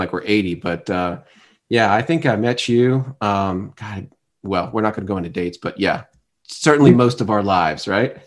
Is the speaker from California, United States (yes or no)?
no; Fort Lauderdale, Florida, United States; now in Atlanta, United States; Tom and I have known each other for most of our lives since growing up in Fort Lauderdale